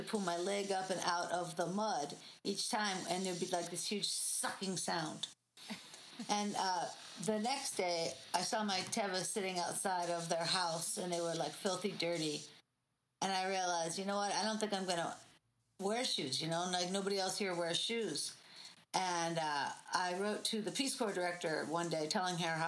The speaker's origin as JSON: {"language": "English", "town": "Pittsburgh", "region": "Pennsylvania", "country": "United States", "tie": "born or raised there", "moved": "as an adult", "lives_now": "Los Angeles, United States", "said": "move from my hometown of Pittsburgh to Los Angeles"}